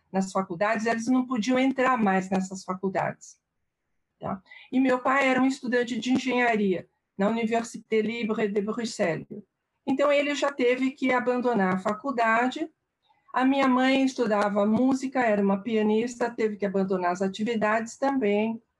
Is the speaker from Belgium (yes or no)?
yes; Charleroi, Wallonia, Belgium; moved away; 1944, na Bélgica, na, na região da, cidade da, da cidade de Charleroi.